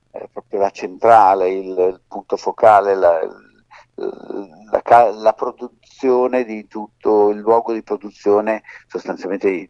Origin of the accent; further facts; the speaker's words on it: Sicily, Italy; Dico, guarda, noi siamo siciliani e eh, siamo vicini.